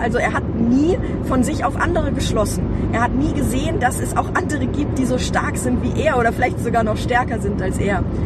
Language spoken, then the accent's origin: German; Hanover, Lower Saxony, Germany; also born or lived in Ronnenberg; es war halt mitten, mitten in Hannover, mitten in der Stadt